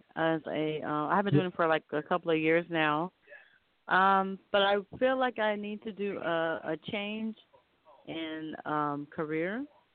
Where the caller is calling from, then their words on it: Los Angeles, California, United States; I'm calling from Los Angeles.